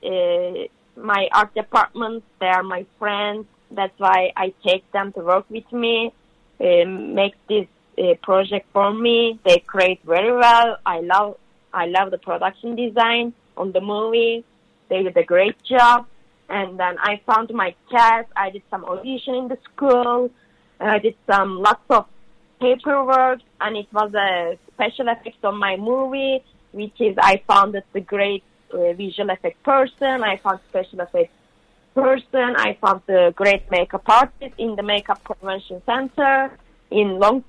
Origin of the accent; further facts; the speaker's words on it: Turkey; English is a second language; moved away as an adult; now in Los Angeles, United States; I'm from Turkey